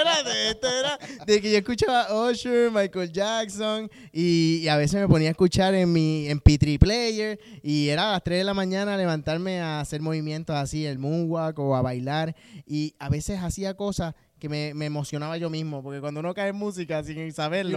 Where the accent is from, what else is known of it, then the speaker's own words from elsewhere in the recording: Bayamón, Puerto Rico; yo pues soy de Bayamón